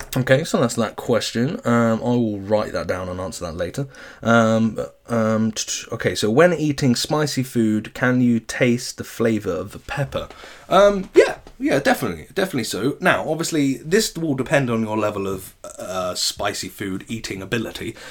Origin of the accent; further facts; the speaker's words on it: England, United Kingdom; us English people